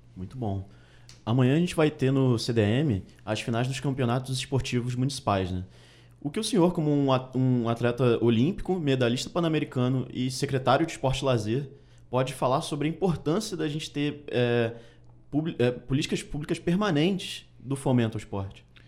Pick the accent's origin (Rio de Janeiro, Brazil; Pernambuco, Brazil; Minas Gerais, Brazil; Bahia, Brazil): Rio de Janeiro, Brazil; eu sou do Rio de Janeiro